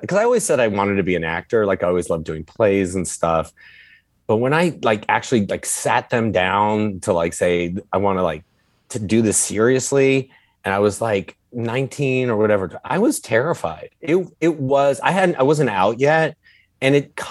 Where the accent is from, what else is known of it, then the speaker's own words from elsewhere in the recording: Los Angeles, California, United States; I grew up in Encino